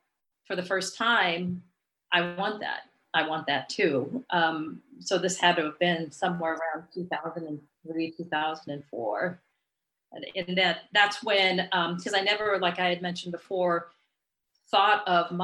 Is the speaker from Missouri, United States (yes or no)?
no; San Diego, California, United States; now in Sacramento, United States; I grew up down in San Diego